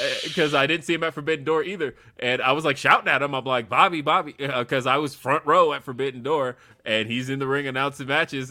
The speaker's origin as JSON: {"language": "English", "region": "Southern California", "country": "United States", "moved": "yes", "lives_now": "Colorado, United States", "said": "I am originally from California, specifically Southern California"}